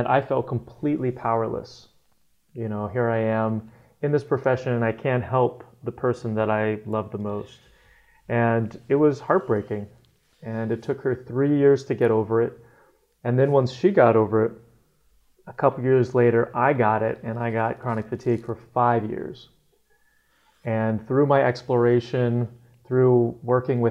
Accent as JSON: {"language": "English", "region": "New Jersey", "country": "United States", "tie": "born or raised there", "also_born_or_lived": "Olympia, Washington", "moved": "yes", "said": "growing up in New Jersey where I did"}